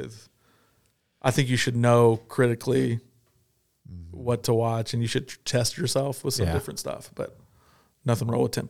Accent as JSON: {"language": "English", "region": "Kentucky", "country": "United States", "tie": "born or raised there", "said": "I grew up in Southern Kentucky. We didn't have access to some of those movies."}